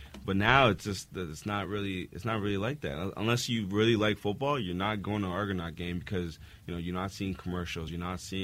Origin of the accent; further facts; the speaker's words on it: Mississauga, Ontario, Canada; I'm from Mississauga.